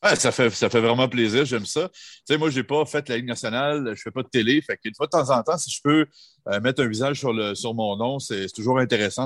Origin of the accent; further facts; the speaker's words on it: Jonquière, Quebec, Canada; moved away; art et technologie des médias à Jonquière. Ça tombe bien, c'était dans mon bled, je n'avais pas besoin de, m'expatrier